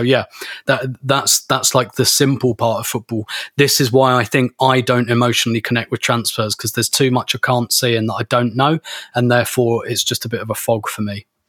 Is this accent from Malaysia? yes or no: no; United Kingdom; I'm British, so of course I'm emotionally repressed.